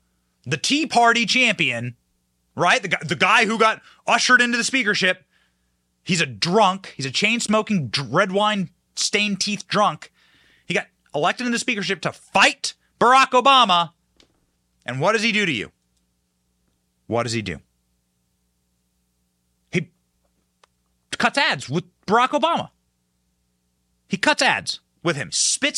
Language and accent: English; Midwest, United States; I'm from the Midwest as well.